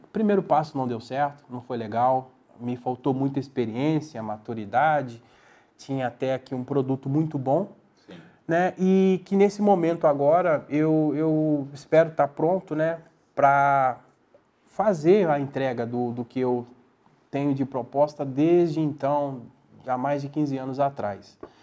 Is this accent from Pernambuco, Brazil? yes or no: no; Barbacena, Minas Gerais, Brazil; now in São José do Rio Preto, Brazil; eu sentia a falta de comer um bom pão de queijo como um bom mineiro